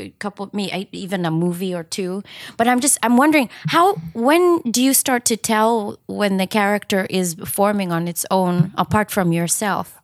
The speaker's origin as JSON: {"language": "English", "region": "Nairobi", "country": "Kenya", "tie": "born or raised there", "also_born_or_lived": "Japan", "moved": "yes", "lives_now": "Los Angeles, United States", "said": "I was born in Kenya, grew up in Nairobi, lived in Japan for quite a long time"}